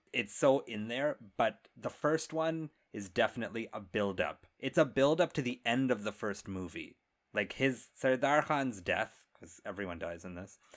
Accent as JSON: {"language": "English", "country": "India", "said": "I am Indian"}